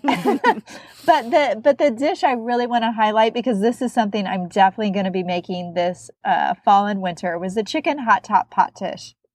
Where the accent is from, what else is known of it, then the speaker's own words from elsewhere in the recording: Midwest, United States; I'm also from the Midwest.